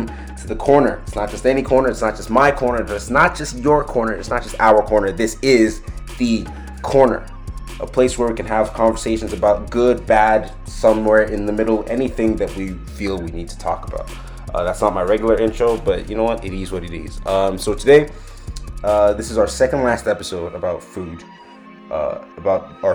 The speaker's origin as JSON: {"language": "English", "country": "Nigeria", "moved": "yes", "said": "I am Nigerian"}